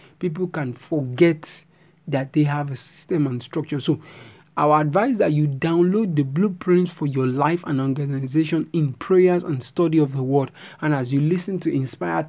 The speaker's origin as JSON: {"language": "English", "country": "Nigeria", "said": "I'm a Nigerian"}